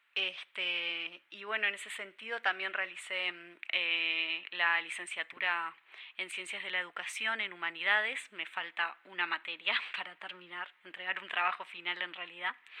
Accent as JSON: {"language": "Spanish", "region": "Durazno", "country": "Uruguay", "tie": "born or raised there", "moved": "as an adult", "lives_now": "Montevideo, Uruguay", "said": "yo nací y crecí en Durazno hasta los 17 años que me vine a estudiar a Montevideo"}